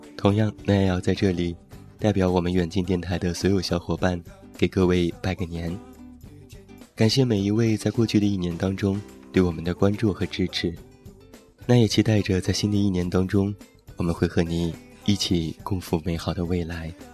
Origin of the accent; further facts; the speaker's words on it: Taiyuan, Shanxi, China; moved away; 现在在我的家乡山西太原